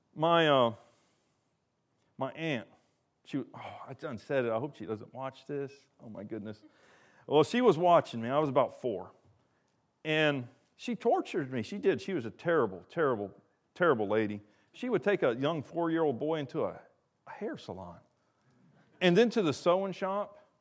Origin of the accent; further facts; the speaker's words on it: the South, United States; I'm from the South